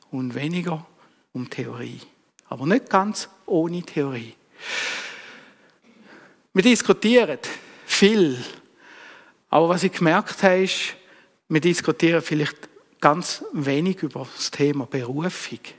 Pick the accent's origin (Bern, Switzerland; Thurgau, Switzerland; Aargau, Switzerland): Thurgau, Switzerland; born there; Ich bin als Schweizer Kind auf die Welt gekommen, ich bin als Bauernsohn auf die Welt gekommen